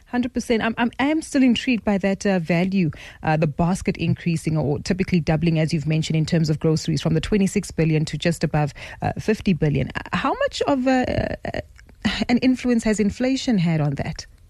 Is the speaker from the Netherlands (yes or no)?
no; South Africa; as South African consumers